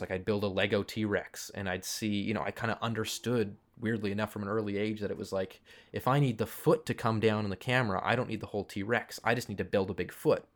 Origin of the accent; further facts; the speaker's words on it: Toronto, Ontario, Canada; I grew up in Toronto, which is a pretty big film city.